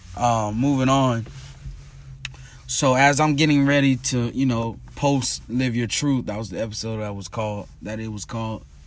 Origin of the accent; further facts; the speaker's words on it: Tampa, Florida, United States; my hometown, Tampa, Florida